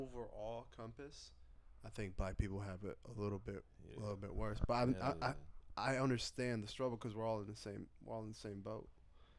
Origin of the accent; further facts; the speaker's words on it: United States; United States